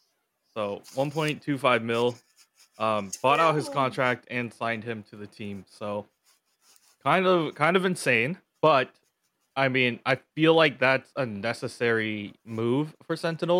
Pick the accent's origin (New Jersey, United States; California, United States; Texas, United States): California, United States; San Francisco; I come from San Francisco, so we have Ghirardelli. It's kind of hard to put anything up against Ghirardelli because I kind of grew up with that chocolate